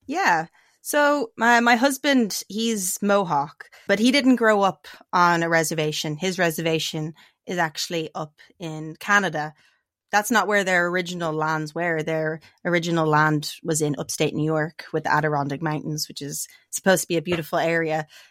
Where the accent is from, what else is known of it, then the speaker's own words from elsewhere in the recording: Dublin, Leinster, Ireland; moved away as an adult; now in United States; I'm from Dublin. That's where I grew up